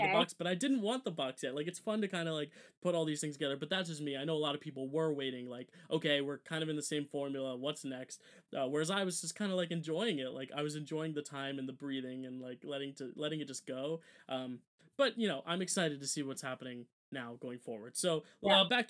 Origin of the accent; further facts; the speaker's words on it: New Jersey, United States; we're from Jersey